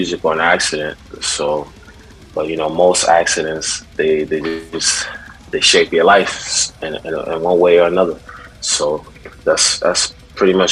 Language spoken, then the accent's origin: English; New York City, New York, United States; also born or lived in Brooklyn / Manhattan / Long Island; I was born in Brooklyn, but I was raised in Queens, so that's pretty much my background